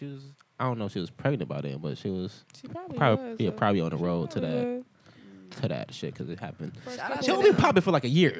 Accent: Cleveland, Ohio, United States; We're really from Cleveland.

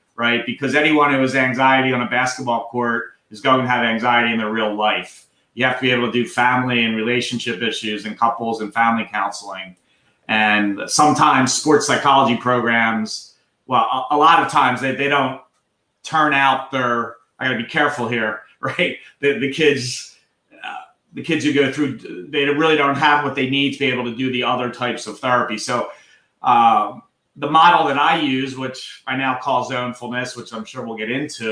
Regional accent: Philadelphia, Pennsylvania, United States; accent: Philadelphia; I'm born and bred in Philadelphia

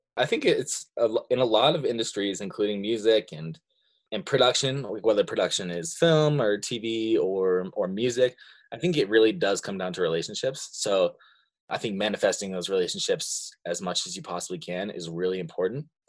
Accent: Montana, United States; also born or lived in Seattle; I've lived in Montana for pr-, pretty much all my life. I was born in Seattle, but I didn't even live there for a year. I've been here ever since then.

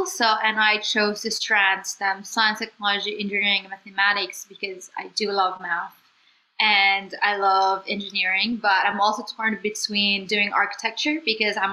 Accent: Philippines; moved away as an adult; I was just from the Philippines

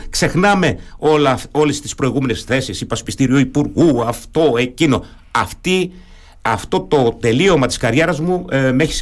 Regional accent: Germany; first language German; Greek is a second language; also born or lived in Athens; now in Greece; είμαι παιδί μεταναστών. Οι γονεί μου στη Γερμανία, εκεί μεγάλωσα, εκεί γαλουχήθηκα. Τα γερμανικά είναι η μητρική μου γλώσσα. Ε, επιστροφή στην Αθήνα

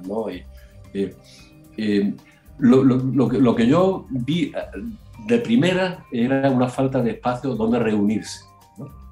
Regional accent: Spain; moved away as an adult; now in Sydney, Australia; somos todos españoles

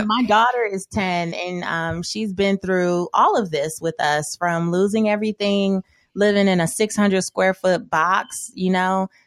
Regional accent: Los Angeles, California, United States; growing up in South Central Los Angeles

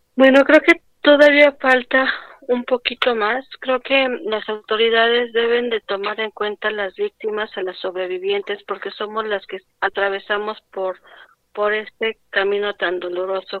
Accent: Mexico City, Mexico; Soy de la Ciudad de México, de la alcaldía Xochimilco.

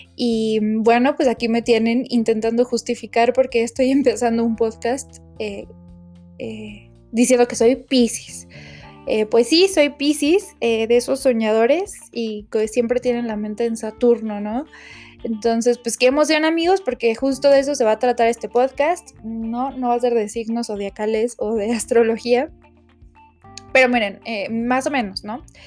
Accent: Mexico; desde mi percepción como mexicana

